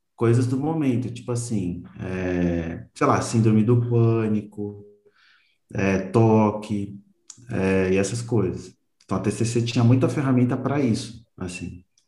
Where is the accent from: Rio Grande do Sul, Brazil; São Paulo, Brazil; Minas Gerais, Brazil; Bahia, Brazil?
São Paulo, Brazil; eu sou daqui de São Paulo